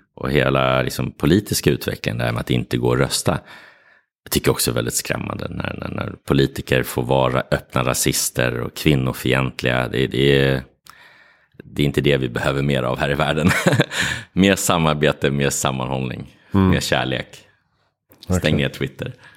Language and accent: Swedish; Sweden; also born or lived in Morocco; Jag är både svensk och marockan.